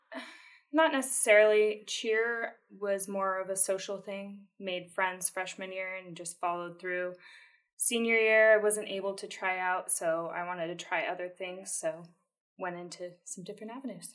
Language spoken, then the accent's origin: English; El Cajon, California, United States; also born or lived in Point Loma, San Diego; we moved to Fletcher Hills, El Cajon, and that's where they are today. And I'm out in El Cajon now.